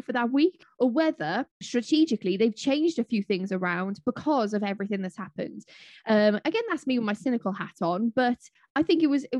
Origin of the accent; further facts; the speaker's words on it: Welsh, Wales, United Kingdom; I'm Welsh